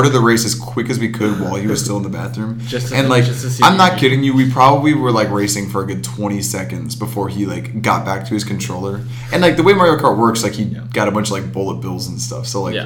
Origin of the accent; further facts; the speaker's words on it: Wadsworth, Ohio, United States; growing up in the Wadsworth, Ohio, it's near Akron